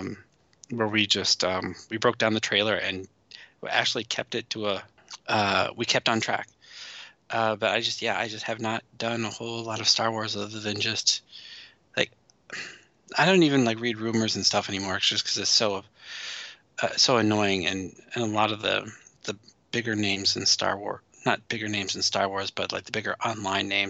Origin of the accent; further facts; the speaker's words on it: Midwest, United States; Where I grew up in the Midwest